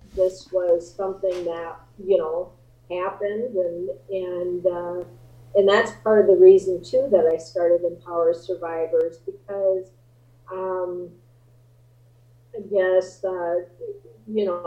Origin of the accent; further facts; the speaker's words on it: Midwest, United States; growing up in the Midwest